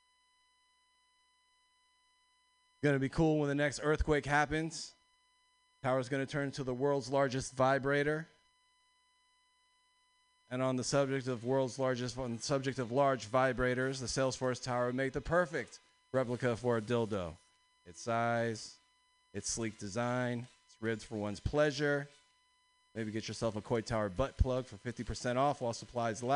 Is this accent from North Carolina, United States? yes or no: no; East Bay, California, United States; I'm from the East Bay